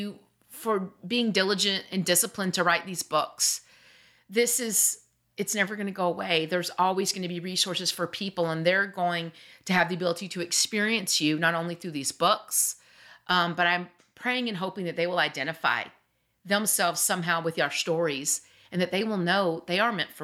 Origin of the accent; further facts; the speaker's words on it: the South, United States; we're from the South